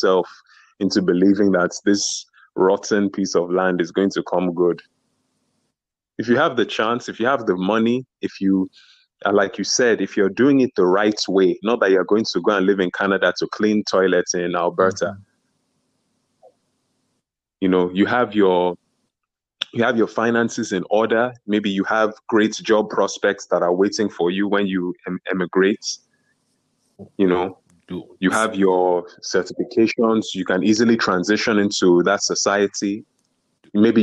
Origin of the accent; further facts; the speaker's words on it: Nigeria; Being Nigerian